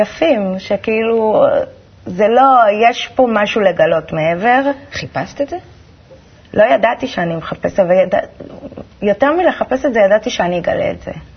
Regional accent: Holon, Tel Aviv District, Israel; also born or lived in Petah Tikva; גדלתי בחולון. גדלתי בחולון. נולדתי בפתח תקווה, בלינסון, וכל החיים בחולון

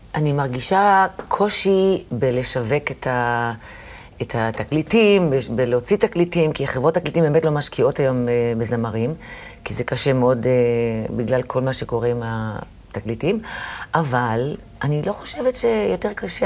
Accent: Jerusalem, Jerusalem District, Israel; now in Tel Aviv, Israel; אני ירושלמית במקור, אני אמנם גרה היום בתל אביב

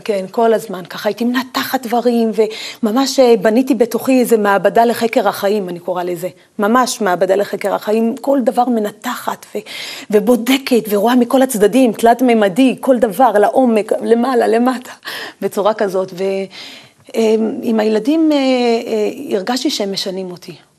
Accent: Tiberias, Northern District, Israel; גדלתי בחדר וחצי, חדר קטן וחצי, אה, ולא רחוק ממני היה הקבר של רבי עקיבא

